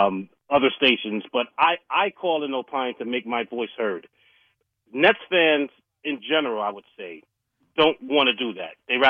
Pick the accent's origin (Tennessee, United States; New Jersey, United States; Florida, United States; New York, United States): New York, United States; New York City; moved away; I grew up in Brooklyn, born and raised.